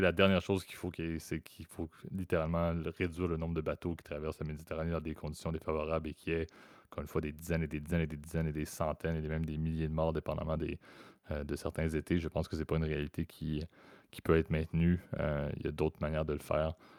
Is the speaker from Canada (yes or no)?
yes; Canada; ma vision en tant que Canadien